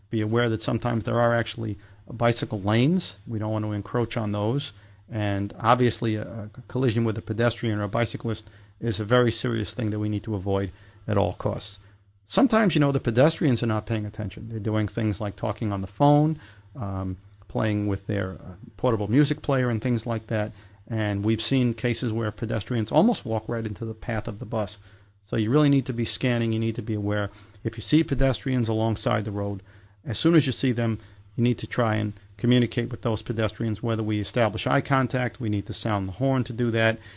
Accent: New York, United States; born or raised there

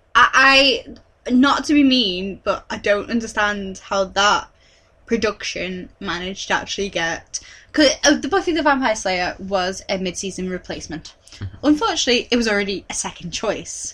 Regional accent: United Kingdom; we're British

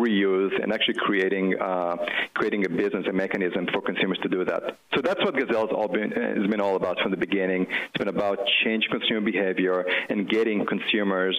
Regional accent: Israel; moved away as an adult; now in United States; as you can tell by my accent, I wasn't born here. I grew up in Israel. But when I was 18, my parents decided to move to the U.S.

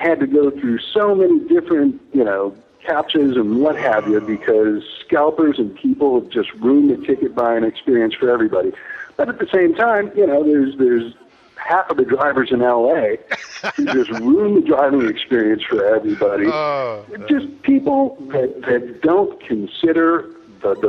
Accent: Chicago, Illinois, United States; moved away as an adult; also born or lived in Midwest / Los Angeles; I moved back to my hometown of Chicago

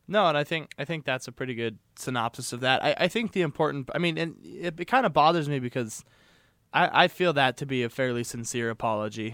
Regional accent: Missoula, Montana, United States; growing up in Missoula, in the Missoula County public school

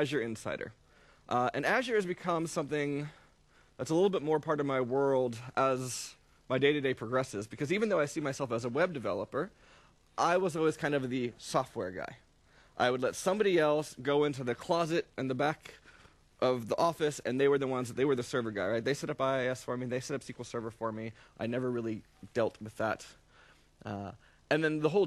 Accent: New York City, New York, United States; I'm from New York City

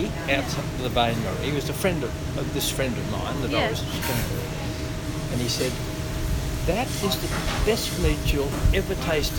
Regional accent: Carlingford, New South Wales, Australia; Yes, in New South Wales. place called Carlingford. We had a farm there, 35 acres of hobby.

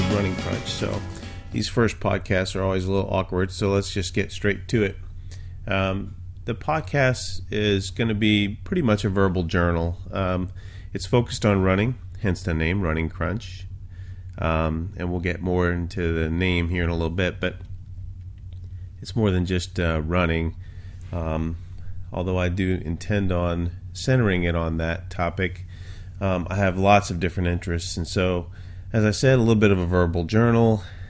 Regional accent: New Orleans, Louisiana, United States; I'm originally from Louisiana, although I haven't lived there in a long, long time, so my accent's completely gone. But I was from the New Orleans area.

